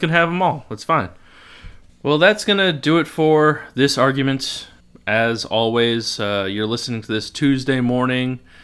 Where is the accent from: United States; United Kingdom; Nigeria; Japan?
United States; Lisbon, Connecticut; accent: Norwich; I grew up in Lisbon.